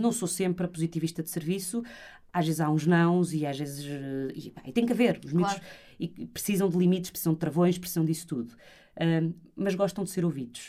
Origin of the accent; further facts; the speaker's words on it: Porto, Norte, Portugal; eu sou do Porto